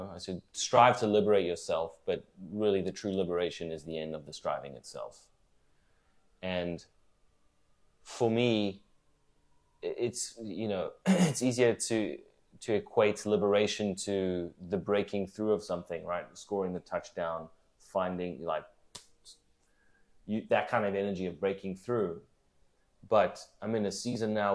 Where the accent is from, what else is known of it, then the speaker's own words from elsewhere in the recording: South Africa; moved away as an adult; also born or lived in New York, United States; now in Charlotte, United States; So I'm born and raised in South Africa.